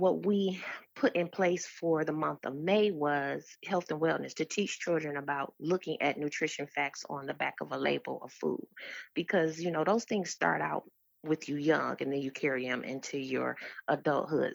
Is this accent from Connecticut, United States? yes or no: no; Detroit, Michigan, United States; I'm from Detroit, Michigan. I am a product of the D P S school system